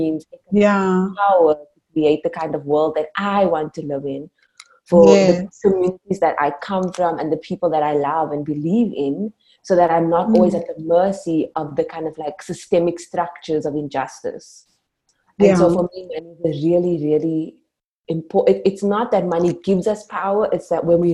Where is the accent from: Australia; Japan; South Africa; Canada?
South Africa; Cape Town, Western Cape; I was born and raised in Cape Town, where I still live and work.